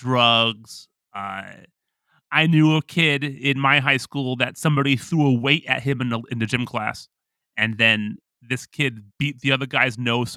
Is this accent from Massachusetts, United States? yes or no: no; Oakland, California, United States; growing up in Oakland, California, same thing.